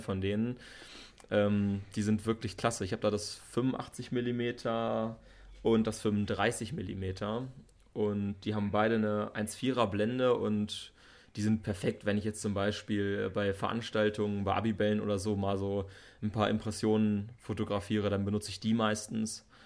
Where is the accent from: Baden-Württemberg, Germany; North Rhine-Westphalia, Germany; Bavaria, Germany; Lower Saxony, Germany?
Lower Saxony, Germany; Bad Harzburg; ich bin hier in, äh, im Harz aufgewachsen, ne, in der Nähe hier geboren und äh, lebe schon mein ganzes Leben hier in Bad Harzburg